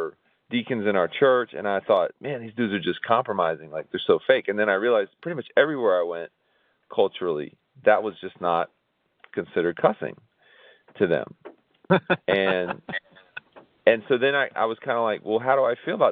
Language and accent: English; Tampa, Florida, United States; growing up in Ybor City, where it was predominantly Cuban